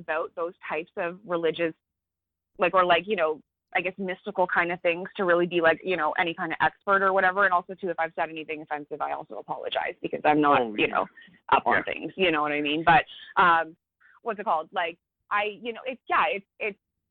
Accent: Canada; I'm Canadian

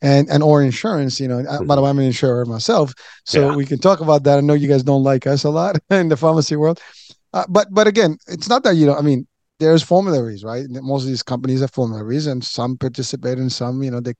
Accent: Morocco; moved away; I'm originally from Morocco.

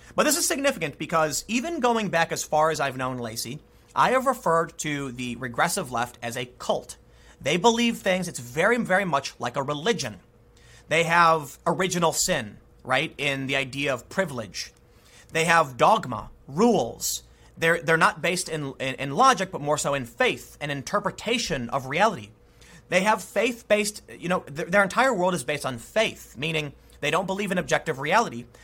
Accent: United States

